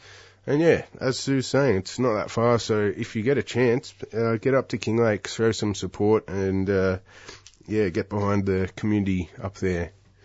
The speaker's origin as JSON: {"language": "English", "town": "Newcastle", "region": "New South Wales", "country": "Australia", "moved": "yes", "lives_now": "Melbourne, Australia", "said": "I'm from Newcastle myself, so I'm not super au fait with all the locations across Victoria"}